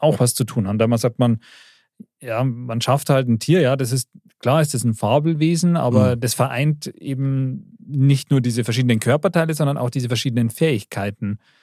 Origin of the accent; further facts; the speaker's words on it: Bavaria, Germany; als Bayer